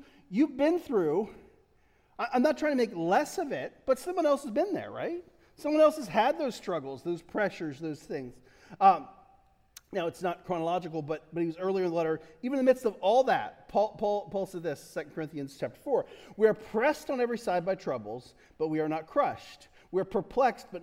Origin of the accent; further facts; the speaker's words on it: Delaware, United States; I love Delaware. I'm from Delaware. I'm as Delaware as they get. I mean, we can track it back generations.